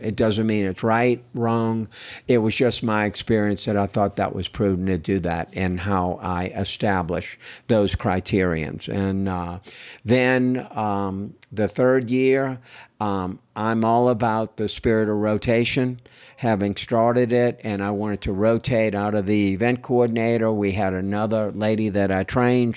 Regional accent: New Orleans, Louisiana, United States; now in Austin, United States; I was born and raised in New Orleans, Louisiana

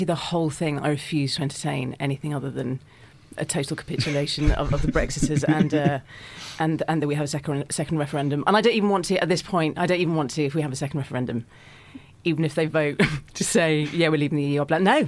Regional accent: Germany; moved away; also born or lived in Italy; I was born in Germany and so is my brother

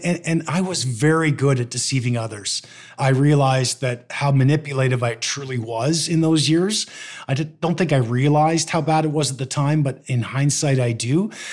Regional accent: Canada; also born or lived in Toronto; I moved to my hometown and opened a law firm

